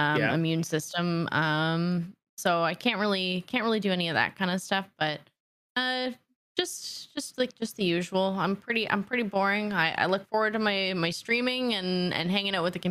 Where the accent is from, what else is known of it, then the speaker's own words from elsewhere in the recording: Canada; Being Canadian